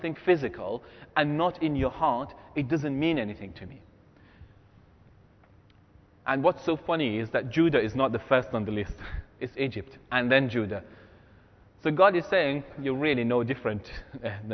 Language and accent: English; Iran; moved away; my grandfather and my grandmother are from two different ethnic groups in Iran